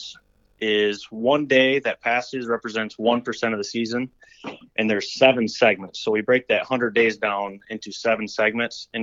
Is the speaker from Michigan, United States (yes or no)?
yes; Michigan, United States; I was born and raised in Michigan, Michigan whitetail hunter